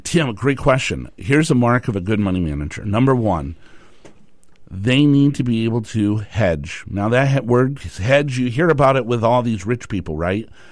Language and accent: English; Tucson, Arizona, United States; moved away; I grew up in Tucson, Arizona, and then I moved up here